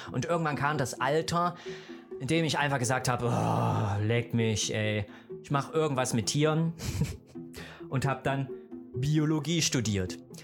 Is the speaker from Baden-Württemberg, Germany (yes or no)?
no; Gera, Thuringia, Germany; ich bin in der DDR groß geworden, ne? Äh, in Thüringen geboren, im beschaulichen Thüringen, wunderschön, in der hässlichen Stadt Gera